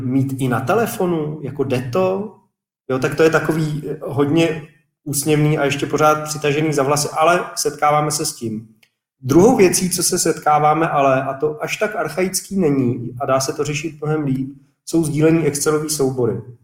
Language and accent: Czech; Czechia; first language Czech; v naší krajině je čeština taková jako dost obtížný jazyk